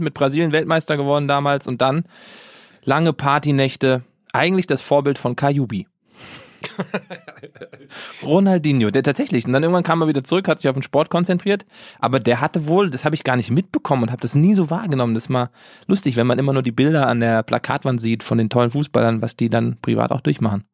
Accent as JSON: {"language": "German", "country": "Germany", "said": "bei uns in Deutschland"}